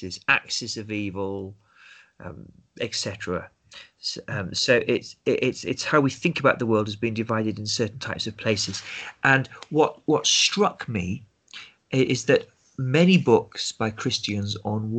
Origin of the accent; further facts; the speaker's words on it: United Kingdom; growing up in Britain, we'd grow up with stories and films about the Second World War